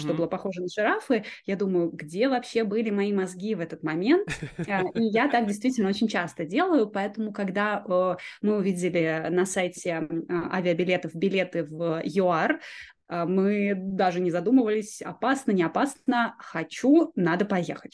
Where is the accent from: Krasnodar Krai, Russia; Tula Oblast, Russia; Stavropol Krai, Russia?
Krasnodar Krai, Russia; Yeysk; я родилась на юге России, в маленьком городе. Я думаю, что даже не все жители России его знают. Называется город Ейск